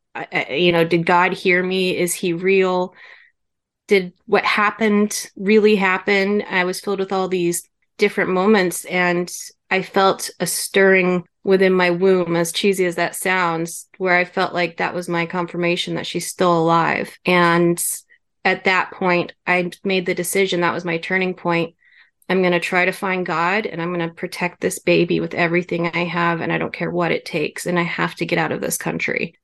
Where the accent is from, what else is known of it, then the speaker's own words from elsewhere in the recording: Kansas, United States; moved away as an adult; also born or lived in Germany; I was born in Kansas